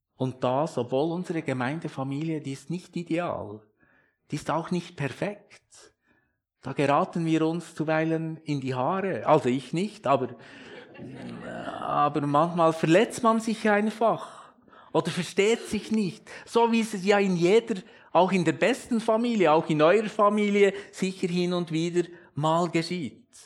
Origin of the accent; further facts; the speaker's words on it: Switzerland; als Schweizer